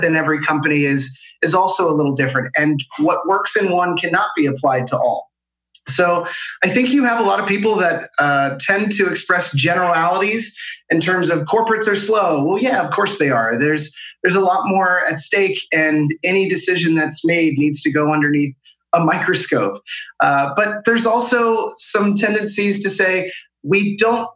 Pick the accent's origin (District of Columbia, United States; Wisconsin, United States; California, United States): District of Columbia, United States; Washington, D.C.; moved away as an adult; now in Denmark; I'm originally from the Washington, D.C. metropolitan area, but I found myself in Denmark about 3 years ago